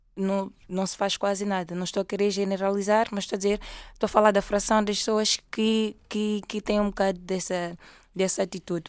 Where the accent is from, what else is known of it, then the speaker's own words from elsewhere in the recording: Mozambique; moved away as an adult; now in Portugal; eu sou moçambicana e estou cá por formação